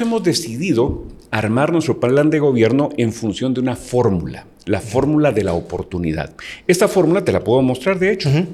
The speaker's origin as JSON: {"language": "Spanish", "country": "Guatemala", "said": "me siento dichoso de ser guatemalteco"}